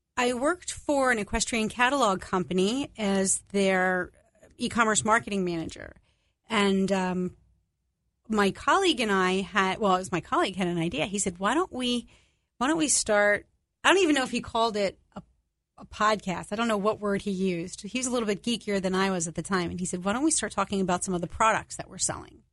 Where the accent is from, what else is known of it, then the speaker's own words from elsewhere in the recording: New York, United States; I'm Italian. I'm from New York.